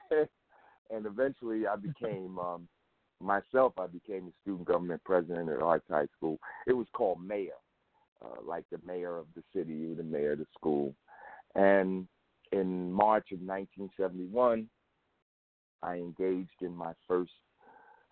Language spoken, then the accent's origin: English; Newark, New Jersey, United States; I was raised in Newark, New Jersey. I'm a product of Newark Public Schools.